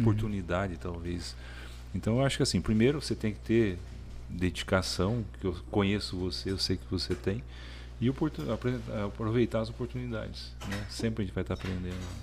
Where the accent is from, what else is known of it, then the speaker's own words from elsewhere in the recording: Paraná, Brazil; moved away as an adult; also born or lived in Curitiba; now in Palmas, Brazil; sou do Paraná. Eu formei em Curitiba e vim para cá